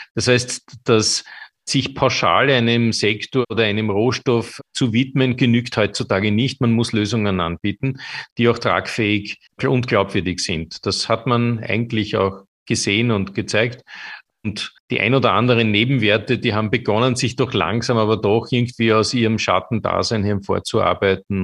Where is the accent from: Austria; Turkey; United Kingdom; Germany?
Austria; bei uns in Österreich